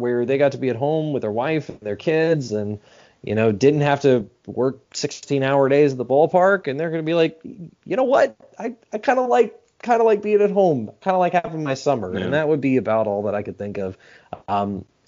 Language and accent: English; Arlington, Texas, United States; also born or lived in Montana; now in Biloxi, United States; I grew up in Arlington, Texas. I grew up with a ballpark in Arlington 15 minutes away from my house.